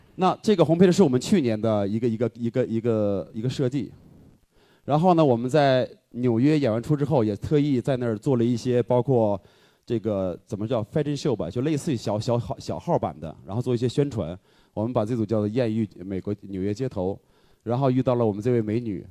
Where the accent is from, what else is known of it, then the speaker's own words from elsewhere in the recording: Northeast China, China; moved away as an adult; now in Beijing, China; 后来我用一句话形容我的故乡，我说可能故乡像一个女人，我就宋花江嘛